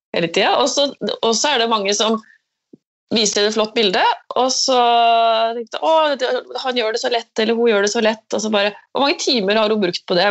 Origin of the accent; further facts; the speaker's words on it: Askim or Trøgstad area, Østfold, Norway; her er jo jeg vokst opp selv, så dette er jo hjembyen min